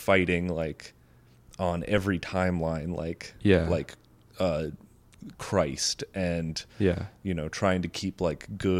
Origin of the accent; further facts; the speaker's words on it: United States; growing up in America